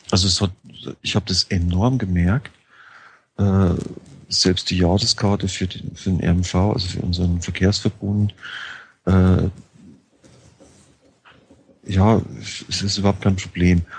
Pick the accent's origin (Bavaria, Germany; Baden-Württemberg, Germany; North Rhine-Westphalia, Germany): Bavaria, Germany; also born or lived in Frankfurt; ich hatte äh, immer schon ein Auto, ich bin auf dem Land aufgewachsen. In Niederbayern ist man ohne Auto nicht lebensfähig.